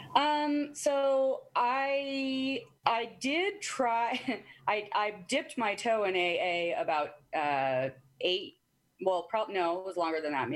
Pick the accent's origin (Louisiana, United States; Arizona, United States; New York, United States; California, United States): Arizona, United States; moved away as an adult; also born or lived in Washington; I moved from Arizona